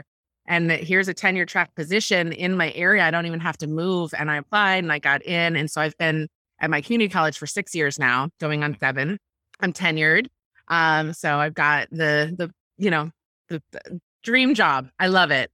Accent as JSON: {"language": "English", "town": "Ithaca", "region": "New York", "country": "United States", "tie": "born or raised there", "said": "I grew up in Ithaca, New York, which is in upstate New York"}